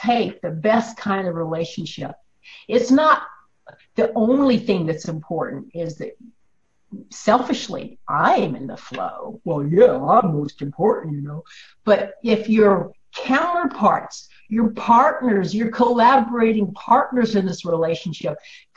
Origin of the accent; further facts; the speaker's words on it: Illinois, United States; I grew up in Illinois